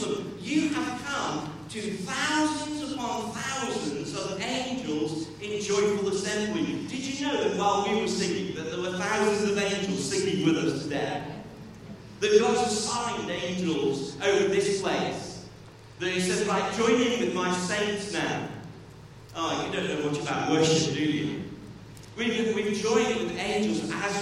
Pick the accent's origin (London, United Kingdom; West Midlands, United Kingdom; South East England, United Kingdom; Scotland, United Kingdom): West Midlands, United Kingdom; Stoke-on-Trent; I grew up there